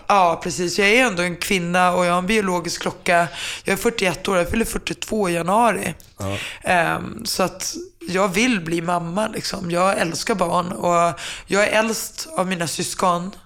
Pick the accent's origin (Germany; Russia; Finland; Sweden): Finland; jag är finne